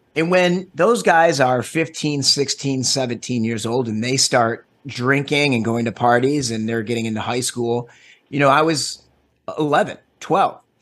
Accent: Detroit, Michigan, United States; now in Los Angeles, United States; So I am born and raised originally in, uh, Metro Detroit.

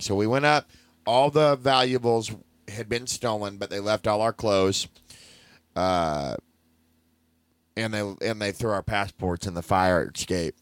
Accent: United States; I'm from here

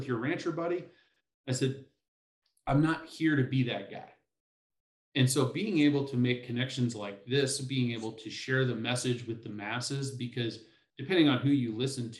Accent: Oregon, United States; now in Colorado, United States; I'm from Oregon

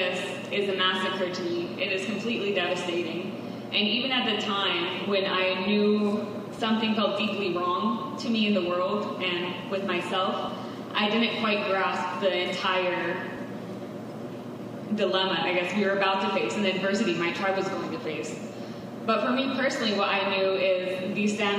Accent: Klamath, California, United States; I grew up on the Klamath River in Northern California

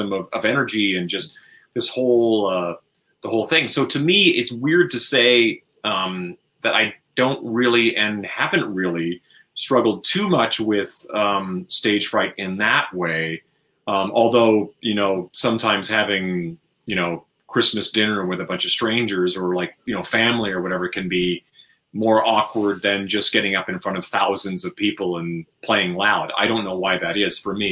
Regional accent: Canada; where I grew up in Canada

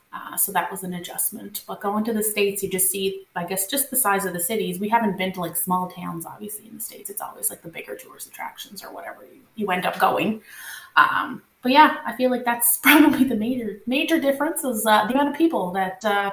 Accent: Nova Scotia, Canada; first language French; English is a second language; growing up in Nova Scotia, so you're surrounded by English, like the TV's in English, the radio's in English. So you kind of didn't have a choice to learn, even though I speak French at home with my parents.

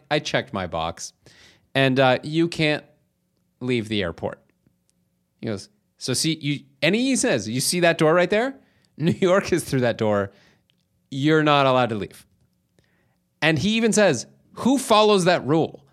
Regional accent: Canada; as a Canadian

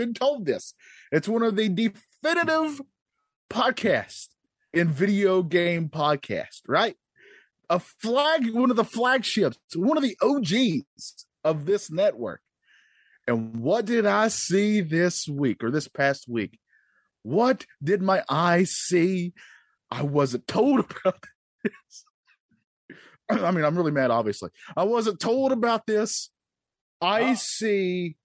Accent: North Carolina, United States; I'm from North Carolina. I'm the only Southern guy on this network

